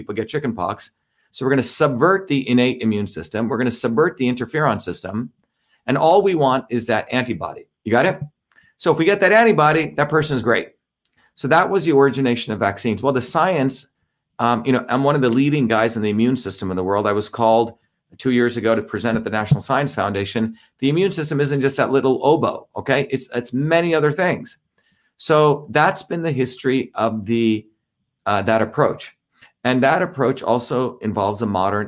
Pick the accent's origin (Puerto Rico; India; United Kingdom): India; born or raised there; moved away